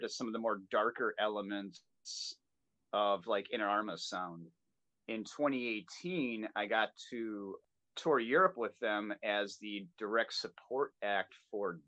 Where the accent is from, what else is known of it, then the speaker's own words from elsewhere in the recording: Milwaukee, Wisconsin, United States; We're based out of here in my hometown in Milwaukee, Wisconsin.